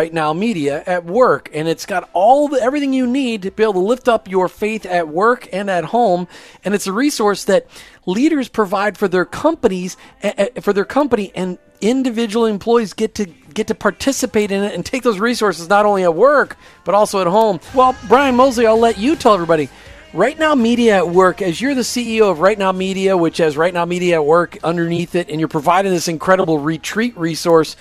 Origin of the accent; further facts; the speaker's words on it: Minnesota, United States; I grew up in Minnesota